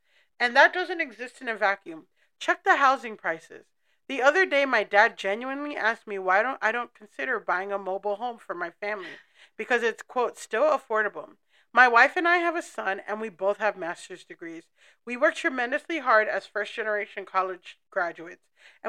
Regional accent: San Francisco Bay Area, California, United States; I was born in the Bay to immigrant parents, raised in the Bay with hella. Hella's a Bay Area slang.

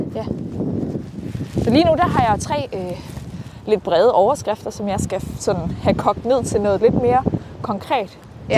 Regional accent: Herning, Central Denmark Region, Denmark; Jamen, jeg er vokset op øh, i Herning, lidt uden for Herning ja. primært. Jeg har boet rigtig, rigtig mange forskellige steder, men primært omkring Herning-området

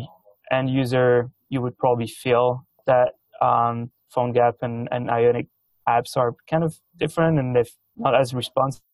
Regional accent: France; English is a second language; moved away as an adult; also born or lived in Vancouver, Canada; now in Canada; So as you can probably hear from my accent, I'm originally from France

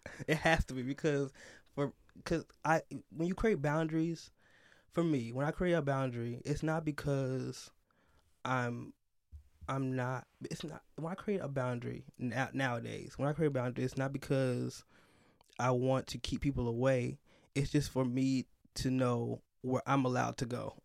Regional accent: Chicago, Illinois, United States; I grew up, up north in Chicago, mostly outside of Chicago, so, like, in the suburbs area

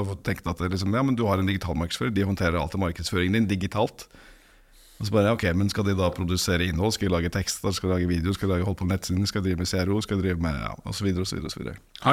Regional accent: Norway; Ellers er jeg norsk

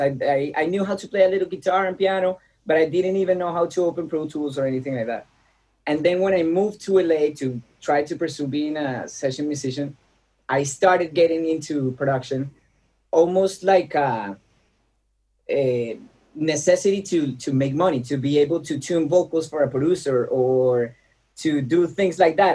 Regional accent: Bogota, Bogotá Capital District, Colombia; moved away as an adult; now in Los Angeles, United States; So I was born in Bogota, Colombia

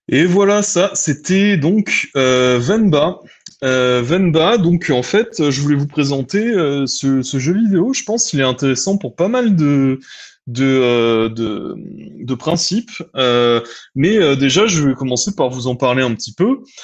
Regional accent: France; moved away; en tant que Française et Français de l'étranger

